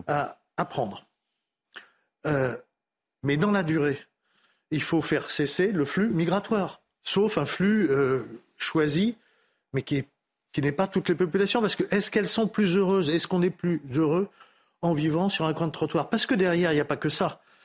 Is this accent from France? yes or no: yes; Paris, Île-de-France, France; je suis né à Paris